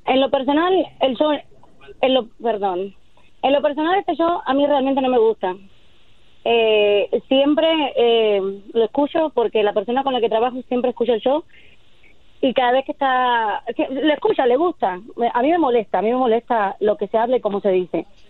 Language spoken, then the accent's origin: Spanish; Cuba; moved away as an adult; Yo soy de Cuba